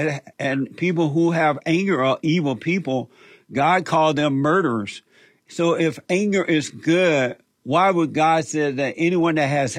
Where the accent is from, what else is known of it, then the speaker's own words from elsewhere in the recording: Alabama, United States; I grew up in Alabama on a plantation under the Jim Crow law